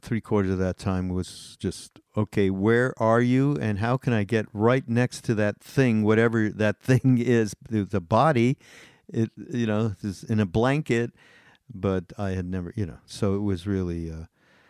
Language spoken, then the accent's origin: English; Montreal, Quebec, Canada; I grew up in Montreal